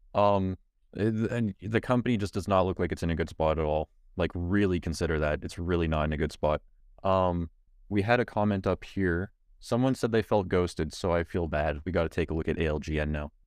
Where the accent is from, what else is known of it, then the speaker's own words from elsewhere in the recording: Canada; I'm a Canadian